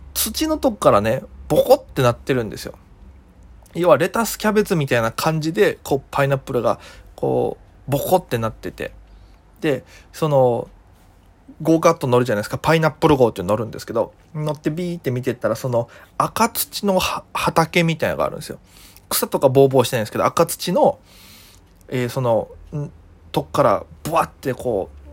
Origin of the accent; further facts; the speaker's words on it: Okinawa, Japan; 僕が沖縄出身